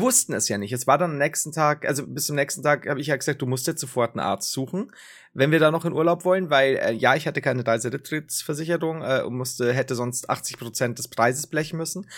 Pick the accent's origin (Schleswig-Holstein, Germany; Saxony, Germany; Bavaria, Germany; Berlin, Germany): Bavaria, Germany; ich komme selbst aus Bayern. Ich bin quasi Bayern